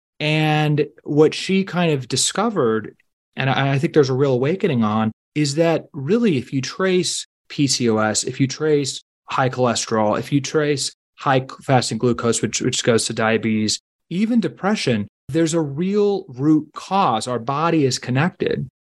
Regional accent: Washington, District of Columbia, United States; I grew up in Washington, D.C.

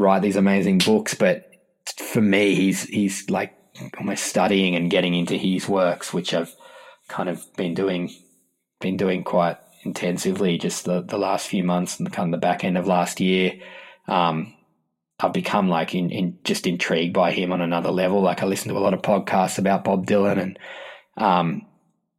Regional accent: Australia; I'm from Australia

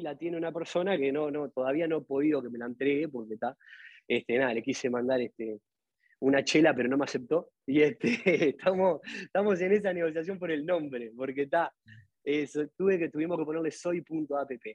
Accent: Atlántida, Canelones, Uruguay; somos de Atlantia

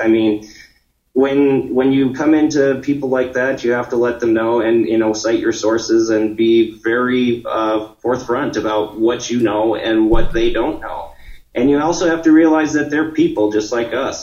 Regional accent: Montana, United States; my home state

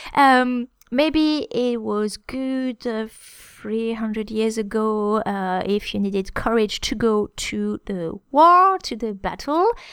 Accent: France

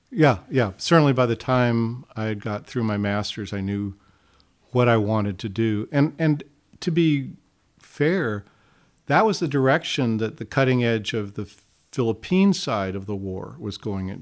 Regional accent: Hawaii, United States; moved away; growing up in Hawaii

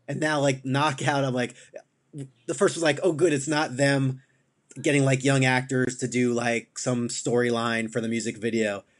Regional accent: New York, United States; I'm from New York

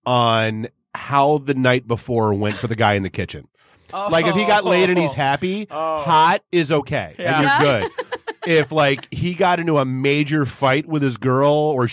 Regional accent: New England, United States; moved away; I grew up in New England

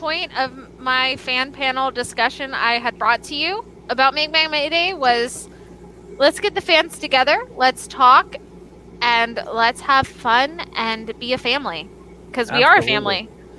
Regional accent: the South, United States; accent: southern; With my giant southern accent.

